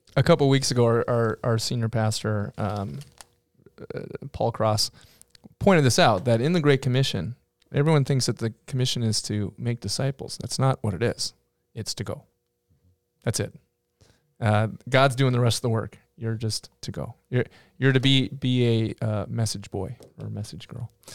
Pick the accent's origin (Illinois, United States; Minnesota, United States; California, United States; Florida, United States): Minnesota, United States; I'm from Minnesota